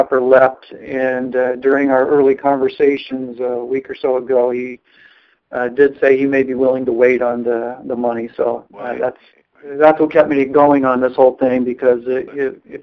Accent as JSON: {"language": "English", "town": "Chicago", "region": "Illinois", "country": "United States", "moved": "yes", "lives_now": "California, United States", "said": "I am from the Chicago area"}